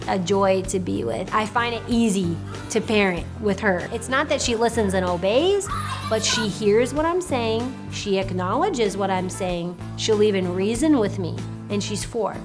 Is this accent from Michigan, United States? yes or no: no; Williamsburg, Virginia, United States; born in Williamsburg, Virginia